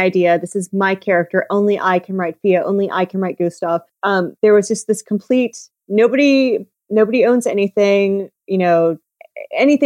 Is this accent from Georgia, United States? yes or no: yes; Georgia, United States; moved away; also born or lived in South Carolina / Florida; I'm from Georgia.